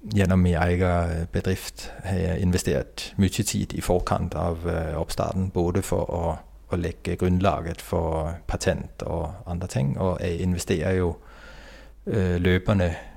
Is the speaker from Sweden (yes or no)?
no; Denmark; Norwegian is a second language; moved away as an adult; also born or lived in Oslo, Norway; now in Herøy, Norway; så er jeg jo dansk, da. Og har vokst opp og studert til Utdanna meg til ingeniør i Danmark.